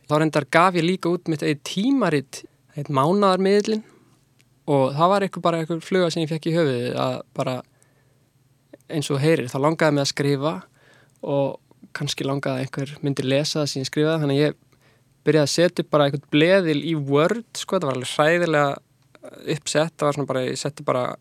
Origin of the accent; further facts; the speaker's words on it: Reykjavík, Capital Region, Iceland; og er tekstasmiður og tónlistamæður Ég er uppalinn í Vesturbænum og fór síðan í mentaskólinni í Reykjavík